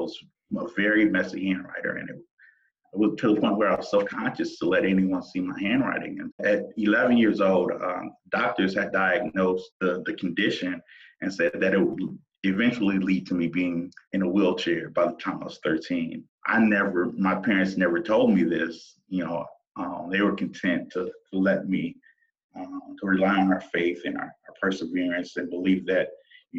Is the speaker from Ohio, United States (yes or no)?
yes; Toledo, Ohio, United States; I grew up in Toledo, Ohio, raised by great parents